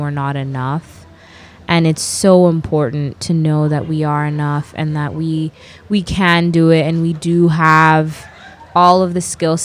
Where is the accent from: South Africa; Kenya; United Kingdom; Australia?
Kenya; I am a Kenyan, Ghanaian girl who grew up completely Kenyan